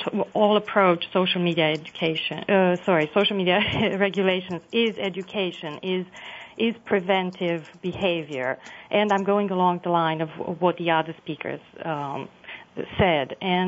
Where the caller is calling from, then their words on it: Montreal, Quebec, Canada; I'm calling from Montreal, the old port of Montreal, actually.